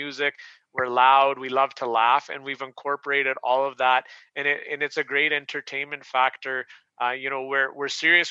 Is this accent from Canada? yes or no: yes; Canada